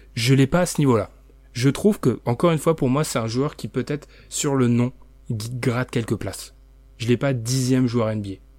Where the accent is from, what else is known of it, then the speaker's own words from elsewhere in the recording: France; je suis français